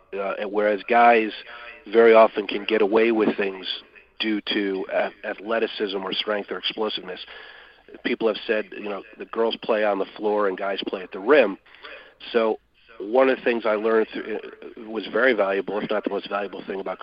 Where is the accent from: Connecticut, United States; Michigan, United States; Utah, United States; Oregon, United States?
Michigan, United States; moved away; I'm originally from Michigan